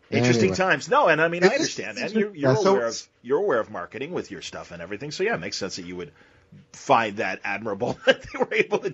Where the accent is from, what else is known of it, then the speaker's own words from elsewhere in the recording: Wilmette, Illinois, United States; They're from Wilmette. They're from my hometown.